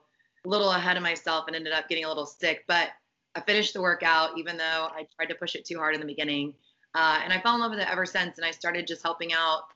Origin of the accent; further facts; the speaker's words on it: Dallas, Texas, United States; I grew up in Dallas